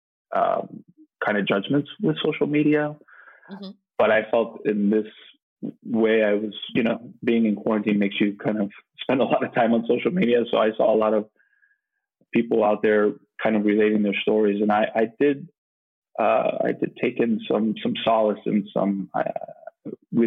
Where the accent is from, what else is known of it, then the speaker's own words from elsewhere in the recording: Miami, Florida, United States; moved away as an adult; also born or lived in New York; growing up in Miami, had a beautiful childhood